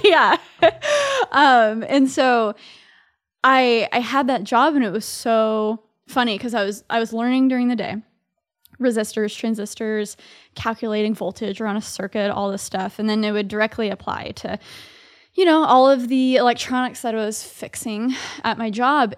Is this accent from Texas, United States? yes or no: yes; Dallas, Texas, United States; moved away as an adult; now in New York City, United States; I grew up in Dallas, Texas. So I'm a Southerner living here in New York City. So I've been in New York for four years